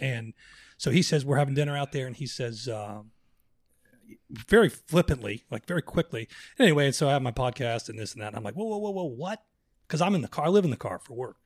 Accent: Orlando, Florida, United States; I grew up in Orlando.

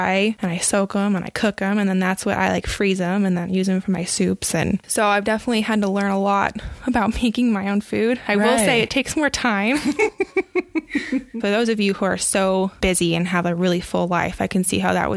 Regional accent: Austin, Texas, United States; moved away as an adult; now in Utah, United States; growing up in Austin and having the parents and the background that I had

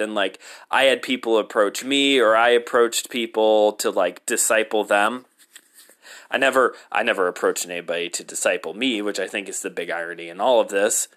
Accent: United States; I'm an American.

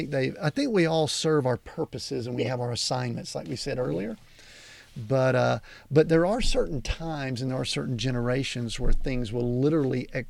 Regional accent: the South, United States; I spent a little bit of time in a Baptist church growing up in the South

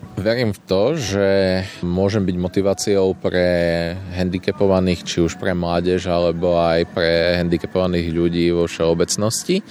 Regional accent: eastern Slovakia, Slovakia; sme aj z východného Slovenska

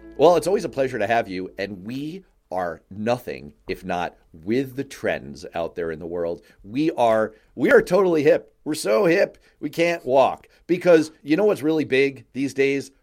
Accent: New York City, New York, United States; I grew up in New York City

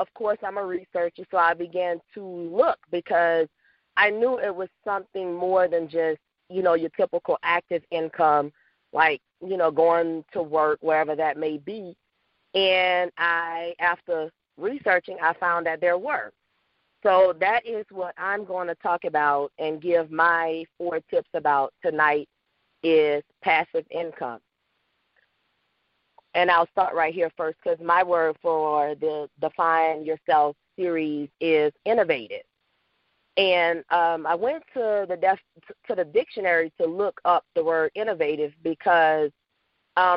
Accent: Louisiana, United States; now in Atlanta, United States; I am originally from Louisiana, but I reside now in Atlanta, Georgia

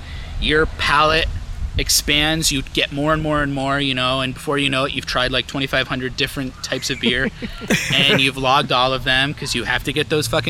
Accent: New England, United States; We are from New England.

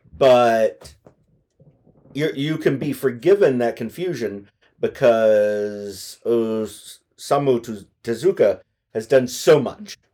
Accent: United States; as an American

